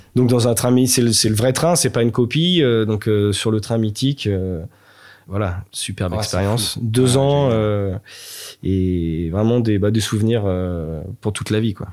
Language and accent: French; Nantes, Pays de la Loire, France; je suis nantais 100%. Euh, je suis, euh, je suis né à Nantes. J'ai fait toutes mes études à Nantes